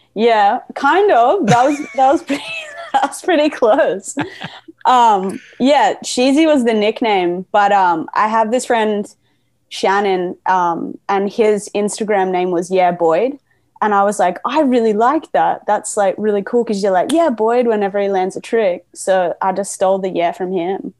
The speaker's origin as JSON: {"language": "English", "town": "Gold Coast", "region": "Queensland", "country": "Australia", "tie": "born or raised there", "also_born_or_lived": "Berwick, Victoria, Australia", "moved": "as an adult", "lives_now": "Melbourne, Australia", "said": "I pretty quickly, with my family, moved up to Queensland and lived like in this place called the Gold Coast"}